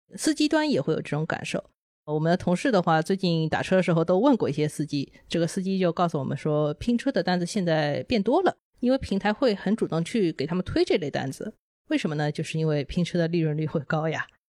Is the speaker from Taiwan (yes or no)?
no; China; 我们都是中国人呢